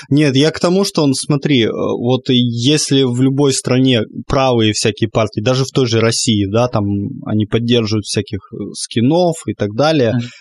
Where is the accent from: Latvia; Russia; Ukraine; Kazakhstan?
Ukraine; Crimea; я как крымчанин